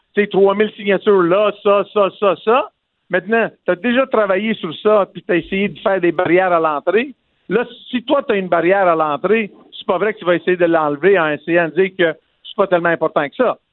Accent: Quebec, Canada; Je suis né au Québec

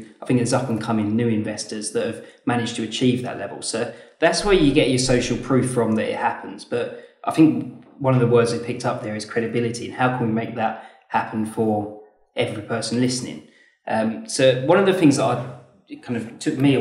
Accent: Leeds, Yorkshire and the Humber, United Kingdom; we're from Leeds, based up north

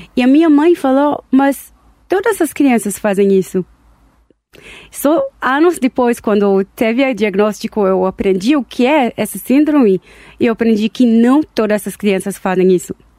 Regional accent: Tel Aviv, Tel Aviv District, Israel; Portuguese is a second language; moved away as an adult; now in Brazil; Eu nasci em Israel, Tel Aviv, e cheguei aqui no Brasil 13 anos atrás

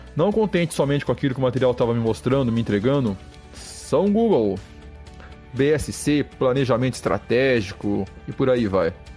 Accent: Araras, São Paulo, Brazil; moved away as an adult; now in Rio do Sul, Brazil; eu sou de Araras, São Paulo. Há 11 anos estou em Santa Catarina, na cidade de Rio do Sul

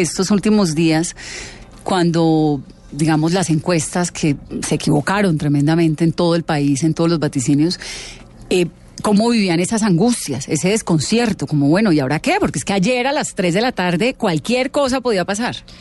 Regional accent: Bogotá, Colombia; como colombiana, como bogotana

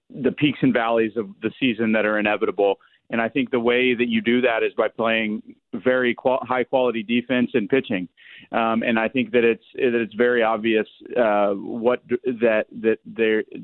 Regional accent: Indianapolis, Indiana, United States; from Indianapolis. I live there. I was born and raised there.

